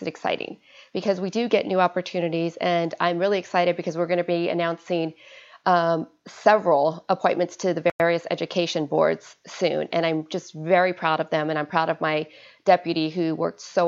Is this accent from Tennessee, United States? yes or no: no; Arizona, United States; moved away; I am from Arizona, originally born and raised